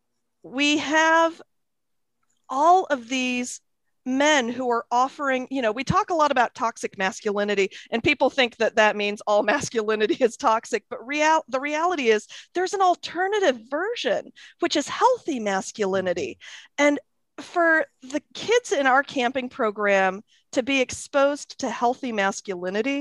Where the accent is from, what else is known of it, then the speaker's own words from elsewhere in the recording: Akron, Ohio, United States; also born or lived in England; I was born in England. We came to Akron, Ohio when I was a toddler. And so I grew up in the Midwest